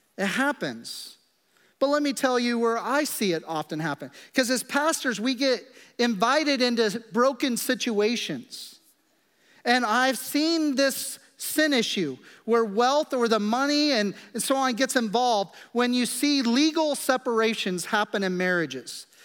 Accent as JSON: {"language": "English", "region": "Kansas", "country": "United States", "tie": "born or raised there", "moved": "yes", "said": "I grew up in Kansas in the middle of the prairie"}